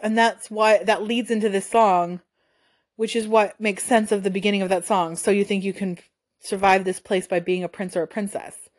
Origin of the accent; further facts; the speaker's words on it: United States; as an American